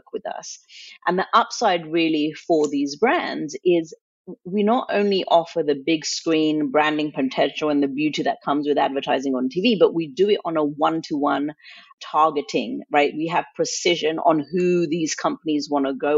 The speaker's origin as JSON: {"language": "English", "region": "England", "country": "United Kingdom", "tie": "born or raised there", "also_born_or_lived": "India", "moved": "yes", "lives_now": "United States", "said": "I grew up in England. My mom decided to move us from India to England when I was in preschool"}